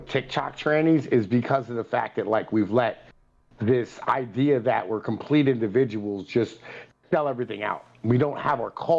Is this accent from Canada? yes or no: no; Appalachia, United States; as an Appalachian, as an Italian, you know what I mean?